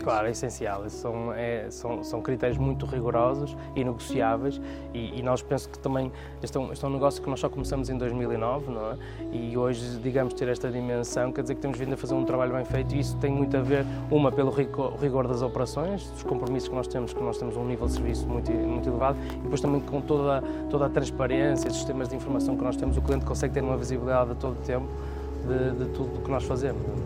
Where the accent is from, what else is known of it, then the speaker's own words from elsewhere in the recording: Porto, Norte, Portugal; nasci no Porto